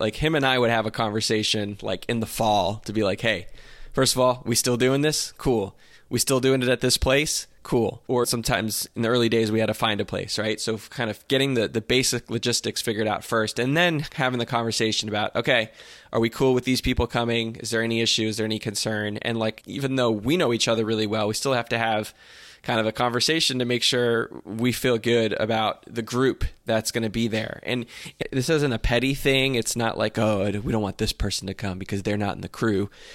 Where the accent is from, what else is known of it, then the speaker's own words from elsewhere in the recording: New Jersey, United States; from where I grew up in Jersey